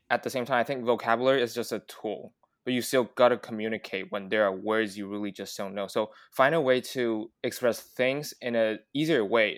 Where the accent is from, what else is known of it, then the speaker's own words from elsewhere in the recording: Taiwan; English is a second language; we grew up in Taiwan, which we only exposed to mainly American accents